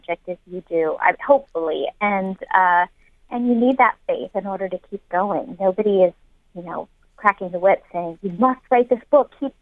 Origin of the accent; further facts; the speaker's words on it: San Francisco, California, United States; I'm from San Francisco myself